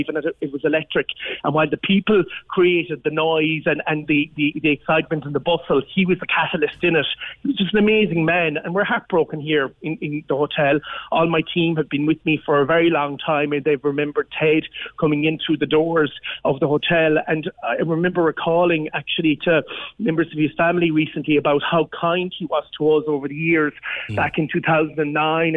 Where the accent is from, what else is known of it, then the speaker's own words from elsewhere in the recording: Newcastle West, Munster, Ireland; now in Cork, Ireland; I'm originally from West Limerick myself, PJ, and I suppose adopted by the people of Cork, but growing up in West Limerick, close to the town of Natattra West